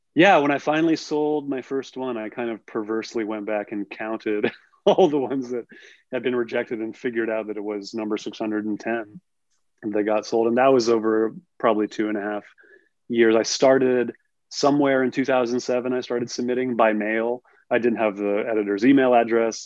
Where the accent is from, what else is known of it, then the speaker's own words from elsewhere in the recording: El Cerrito, California, United States; I'm from El Cerrito, California, in the East Bay of the California the Bay Area